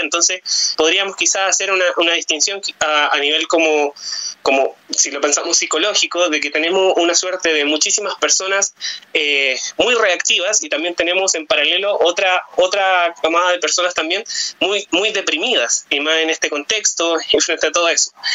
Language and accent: Spanish; Chile